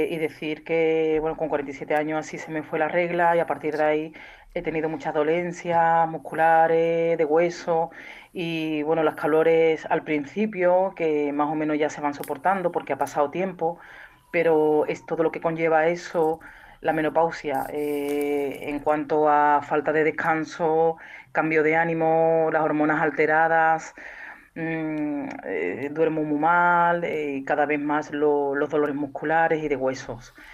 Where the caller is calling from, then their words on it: Seville, Andalusia, Spain; eh, de Sevilla.